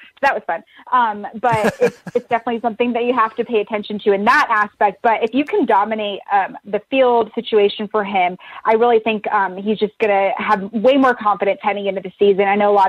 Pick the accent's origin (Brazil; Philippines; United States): United States; West Coast; also born or lived in Baltimore; I was born in Baltimore, but we moved to the West Coast, and we randomly had these free tickets to the A's game.